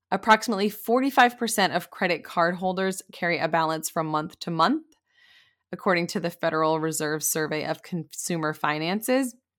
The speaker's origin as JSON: {"language": "English", "region": "Maine", "country": "United States", "tie": "born or raised there", "also_born_or_lived": "Pennsylvania", "moved": "as an adult", "said": "I grew up in Maine"}